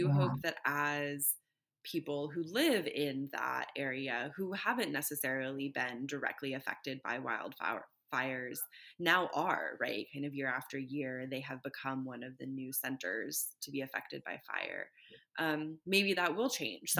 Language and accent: English; Northern California, United States; when I was growing up in California, lived in Northern California, not the Bay Area, but in the mountains